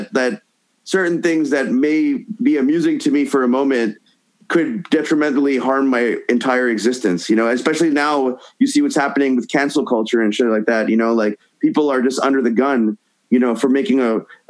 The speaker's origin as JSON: {"language": "English", "town": "Montreal", "region": "Quebec", "country": "Canada", "tie": "born or raised there", "moved": "yes", "said": "In Montreal, my hometown"}